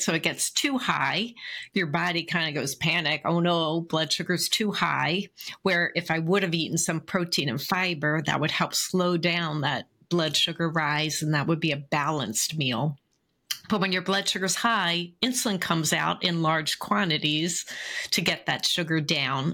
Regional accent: Philadelphia, Pennsylvania, United States; I grew up in Philly

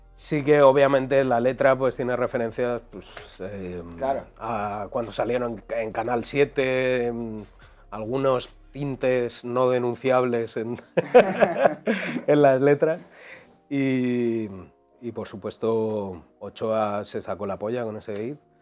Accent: Madrid, Community of Madrid, Spain; yo soy de Quintana

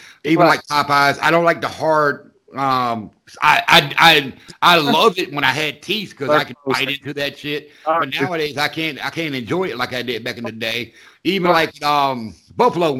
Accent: the South, United States; I grew up in the South

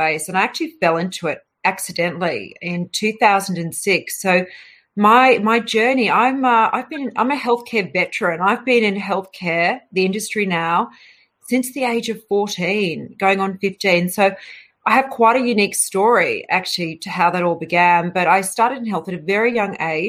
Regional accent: Australia; moved away as an adult; also born or lived in London, United Kingdom; I left, you know, Australia in 2002, and I travelled to the UK

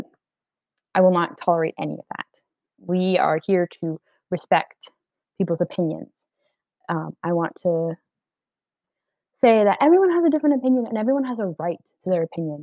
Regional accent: Delaware, United States; moved away; I was born and mostly raised in Delaware

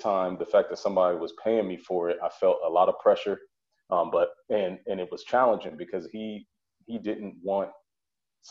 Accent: Springfield, Illinois, United States; moved away as an adult; also born or lived in Colorado / Texas / Missouri; now in Maryland, United States; I left my hometown, which is Springfield, Illinois. I left there in 2007 for school.

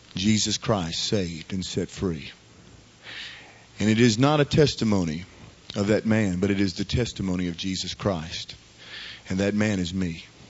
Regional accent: Baton Rouge, Louisiana, United States; I grew up here in Baton Rouge

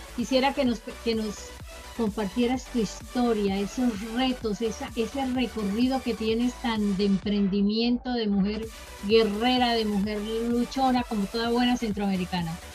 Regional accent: Colombia; now in Florida, United States; estoy en la ciudad de Seven Hills, en Florida, Estados Unidos, pero soy colombiana

